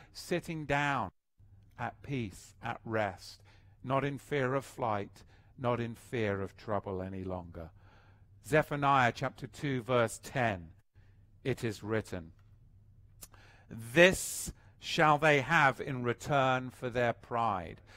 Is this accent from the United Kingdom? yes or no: yes; England, United Kingdom; moved away